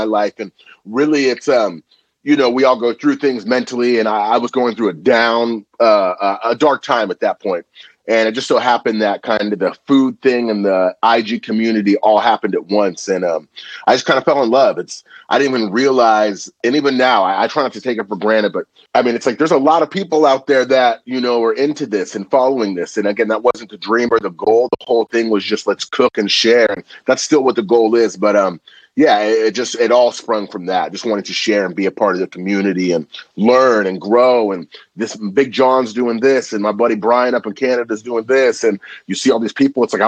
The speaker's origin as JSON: {"language": "English", "town": "Napa", "region": "California", "country": "United States", "tie": "born or raised there", "also_born_or_lived": "Vallejo, California", "said": "I grew up in Napa, California. Now I live in Vallejo"}